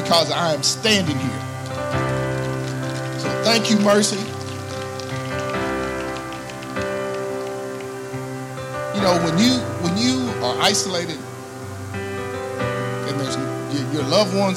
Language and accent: English; Ardmore, Oklahoma, United States; born and raised in Ardmore. Lived here all my life.